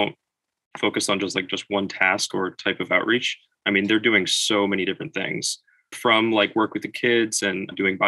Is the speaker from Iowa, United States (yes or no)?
no; Meriden, Connecticut, United States; I'm from Meriden, Connecticut